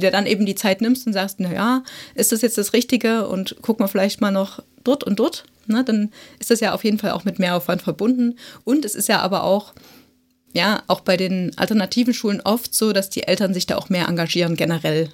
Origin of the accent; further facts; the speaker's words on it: Saxony, Germany; bei uns in Sachsen